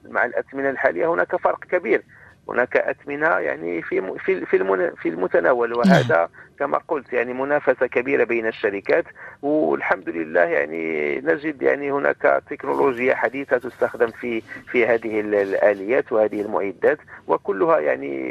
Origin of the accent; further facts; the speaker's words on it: Morocco; بلدنا المغرب